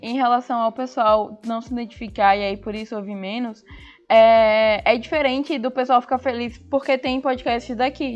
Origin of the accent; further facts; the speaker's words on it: Sergipe, Brazil; a gente fala daqui, com o nosso sotaque, com as nossas referências